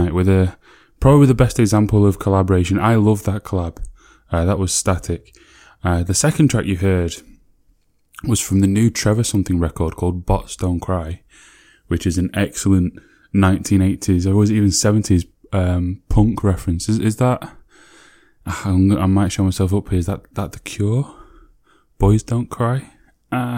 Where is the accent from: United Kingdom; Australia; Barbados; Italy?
United Kingdom; Sheffield, Yorkshire and the Humber; my hometown